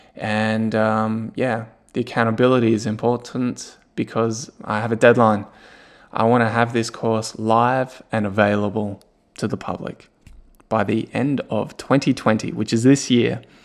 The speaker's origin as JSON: {"language": "English", "country": "Australia", "also_born_or_lived": "Germany", "moved": "as an adult", "lives_now": "Newcastle, Australia", "said": "my family and I, we moved from Germany, which we lived there for eight years, and we moved back to Australia, but to a new city, to Newcastle"}